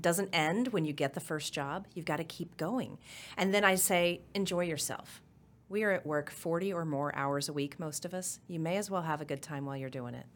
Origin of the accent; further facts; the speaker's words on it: Oklahoma City, Oklahoma, United States; moved away as an adult; also born or lived in Norman, Oklahoma / Miami, Oklahoma / Clinton, Oklahoma / Tulsa, Oklahoma; born and raised in Oklahoma. I lived, uh, I was born in Norman, grew up in Miami, went from the fourth grade through high school in Oklahoma City